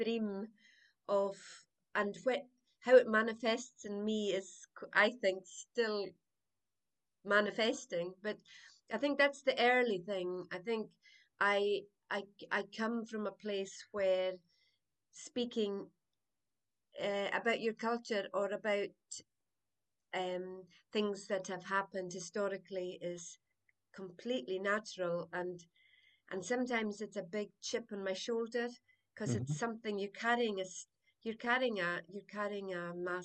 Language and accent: English; South Uist, Scotland, United Kingdom; I was born in South Uist. My family is a family of storytellers and pipers and singers, brought up in the croft